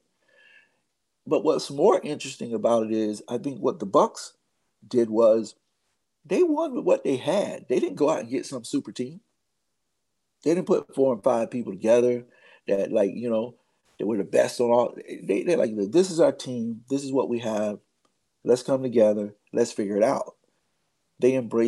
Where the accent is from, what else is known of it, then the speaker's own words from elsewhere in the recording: United States; as an American